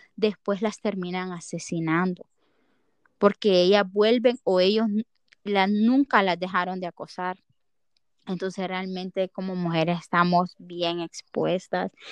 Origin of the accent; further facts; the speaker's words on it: Honduras; como hondureños, nos queda afrontar esto